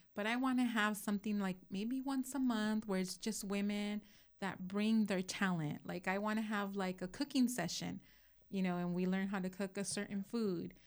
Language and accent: English; Moreno Valley, California, United States; also born or lived in Los Angeles County, California; I grew up in South Dalmani until, which is L A County, wi-, until I was, like, eleven, and then the rest of my life I've lived in Moreno